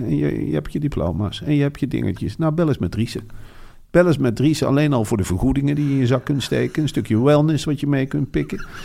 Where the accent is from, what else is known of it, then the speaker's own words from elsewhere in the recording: Netherlands; En wij komen uit de provincie